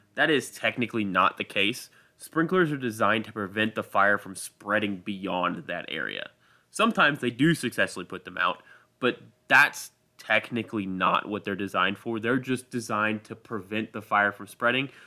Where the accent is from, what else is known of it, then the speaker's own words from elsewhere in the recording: United States; I am an American